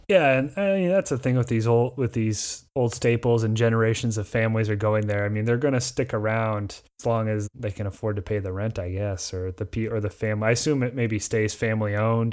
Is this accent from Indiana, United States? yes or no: yes; near Indianapolis, United States; my hometown is four times the size of that, and it's not a, you know, there would be no tourists to ever stay there other than for concerts or close to downtown Indianapolis